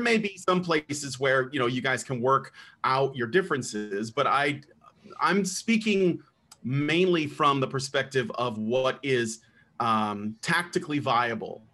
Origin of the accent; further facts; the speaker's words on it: United States; also born or lived in Chicago, Illinois; now in Roanoke, United States; I'm from the United States